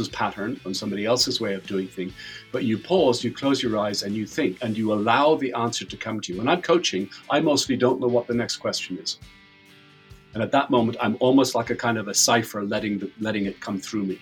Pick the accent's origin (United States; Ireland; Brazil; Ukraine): Ireland; I'm Irish